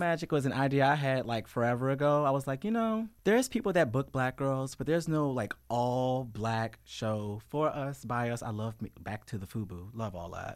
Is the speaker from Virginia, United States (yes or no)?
yes; Richmond, Virginia, United States; also born or lived in Chesterfield County, Virginia; I grew up in Richmond Public Schools